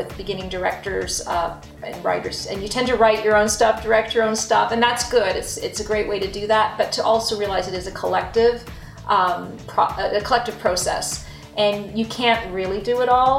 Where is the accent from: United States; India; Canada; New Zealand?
Canada; Toronto, Ontario; moved away as an adult; now in Ottawa, Canada; I grew up in Toronto